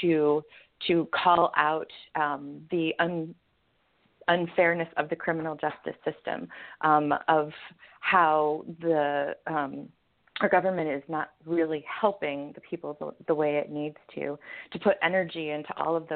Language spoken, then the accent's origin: English; Michigan, United States; now in Portland, United States; I'm originally from Michigan, and I'm currently a resident of Portland, Oregon